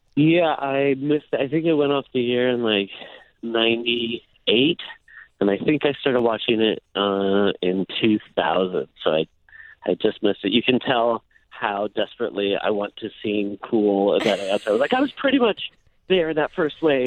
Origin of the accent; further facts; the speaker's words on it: Iowa, United States; moved away; growing up in Iowa